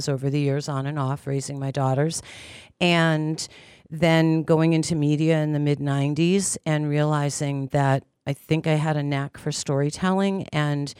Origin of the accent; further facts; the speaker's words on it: Pittsburgh, Pennsylvania, United States; moved away; I'm originally from Pittsburgh, Pennsylvania, and my grandmother would take me into the city